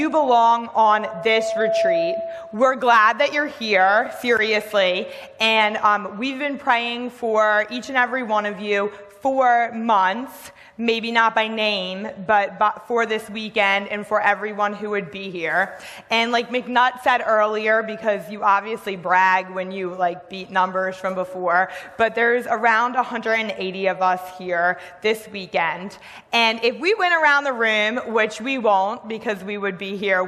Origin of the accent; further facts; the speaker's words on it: Delaware, United States; I grew up in Delaware